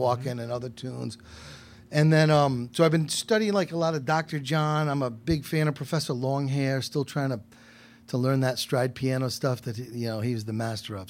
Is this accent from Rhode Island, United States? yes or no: yes; Westerly, Rhode Island, United States; also born or lived in New Orleans; now in Providence, United States; I was born and raised in Westerly